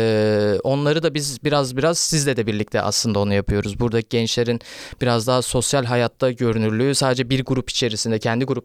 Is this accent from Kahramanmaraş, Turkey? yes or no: no; Istanbul, Turkey; ben İstanbul'da doğdum büyüdüm ve e, 15 yaşına kadar böyle bir e, Ali Beyköy denen bir yerdeydim ve orası biraz daha e, o zamanlarda da e, ufak ufak getto bir yerdi.